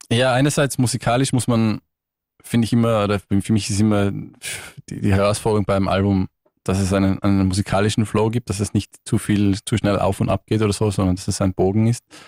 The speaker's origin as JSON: {"language": "German", "region": "Tyrol", "country": "Austria", "moved": "as an adult", "lives_now": "London, United Kingdom", "said": "komme ursprünglich aus Tirol"}